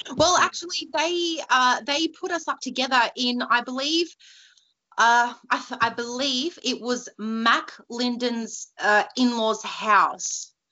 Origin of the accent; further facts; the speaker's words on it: New South Wales, Australia; I am from New South Wales